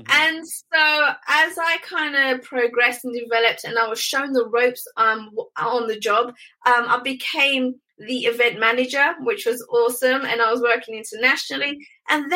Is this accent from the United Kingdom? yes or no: yes; United Kingdom; I'm a Brit, they loved my accent